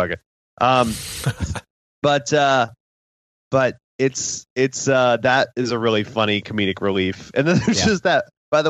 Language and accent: English; Dallas, Texas, United States; I'm from Dallas